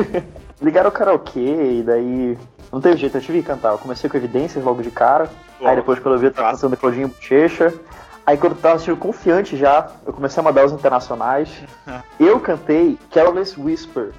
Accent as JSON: {"language": "Portuguese", "town": "Belém", "region": "Pará", "country": "Brazil", "moved": "as an adult", "lives_now": "Belo Horizonte, Brazil", "said": "eu sou de Belém, mas ano passado eu mudei pra Belo Horizonte, que é onde eu moro até então"}